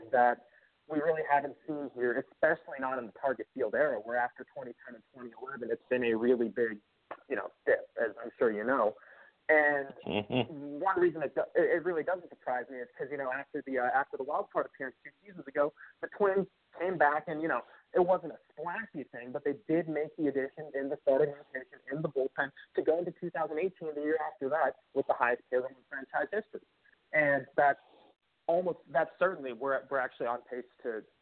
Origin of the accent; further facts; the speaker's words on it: Minnesota, United States; I'm a Minnesotan myself, right? I grew up here